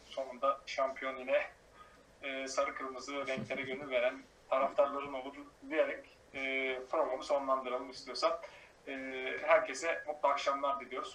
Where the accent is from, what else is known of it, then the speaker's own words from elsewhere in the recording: Hatay, Turkey; bir Hataylı olarak